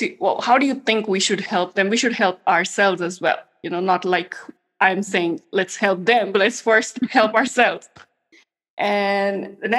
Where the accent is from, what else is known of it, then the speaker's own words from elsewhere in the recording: India; English is a second language; because we are both Indian women and we know it's tough to, you know, scale in an international audience.